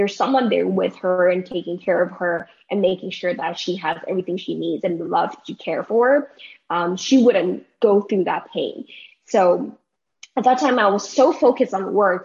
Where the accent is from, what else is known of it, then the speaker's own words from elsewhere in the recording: Taiwan; moved away as an adult; also born or lived in United States; My hometown is in Taiwan, so means that I'm very, very far apart from my family